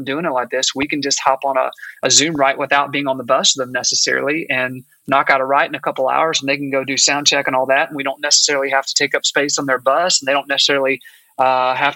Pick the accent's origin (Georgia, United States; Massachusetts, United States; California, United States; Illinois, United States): Georgia, United States; Augusta; moved away as an adult; now in Nashville, United States; I'm actually from Augusta, Georgia, but I moved to Nashville when I got out of college, gosh, about 20 years ago